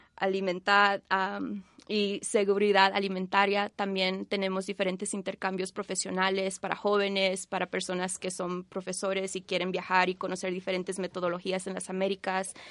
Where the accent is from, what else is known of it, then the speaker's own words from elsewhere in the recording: Bolivia; now in Washington, D.C., United States; originalmente de Bolivia, pero vivo en Washington, D.C.